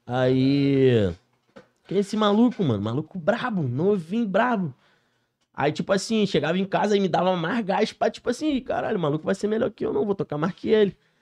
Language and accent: Portuguese; Niterói, Rio de Janeiro, Brazil; Sou cria lá da CCD, Niterói, Cocada